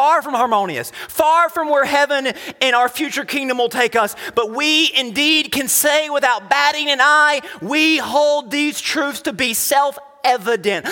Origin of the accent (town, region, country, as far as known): United States